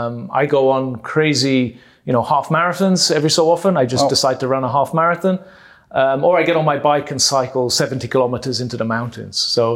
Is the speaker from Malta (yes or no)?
yes; Malta; accent: British accent; now in Germany; And but I grew up in Malta, born in Malta. Most of my family is Maltese.